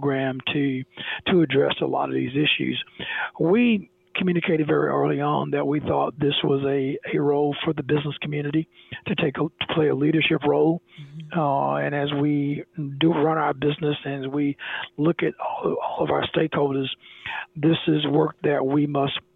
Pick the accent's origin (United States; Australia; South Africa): United States; South Alabama; growing up in South Alabama in the late 50s and 60s